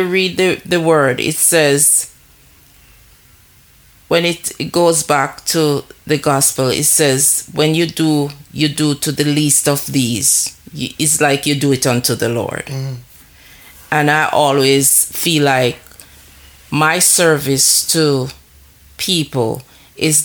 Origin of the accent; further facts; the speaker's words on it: Jamaica; moved away as an adult; living in a new, different country from the one that I was born